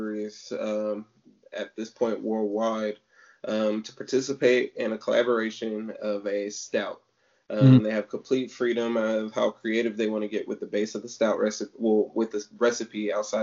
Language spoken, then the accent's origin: English; Sacramento, California, United States; moved away; I'm originally from Sacramento